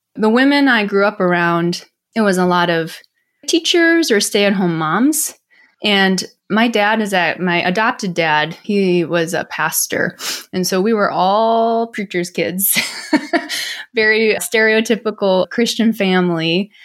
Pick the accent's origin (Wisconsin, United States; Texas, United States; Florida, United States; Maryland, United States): Wisconsin, United States; Milwaukee; also born or lived in South Korea; this family from Milwaukee, Wisconsin, actually. I grew up in the Midwest